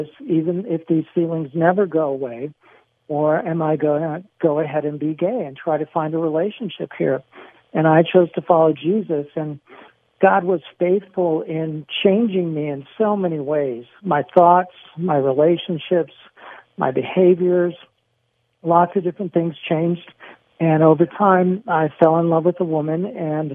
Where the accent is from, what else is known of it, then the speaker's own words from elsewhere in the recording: San Diego, California, United States; I grew up in San Diego, not far from where you are now.